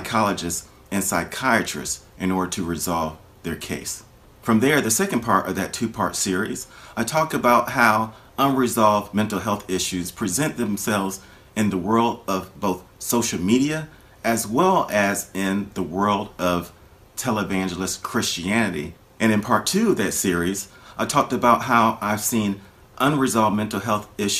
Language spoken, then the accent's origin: English; Florida, United States; my home state of Florida